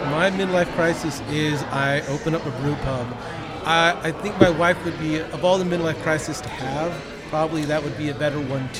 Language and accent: English; California, United States; now in Texas, United States; when I got to Texas near 5 years ago, I think it'd be 5 years in February. I came from California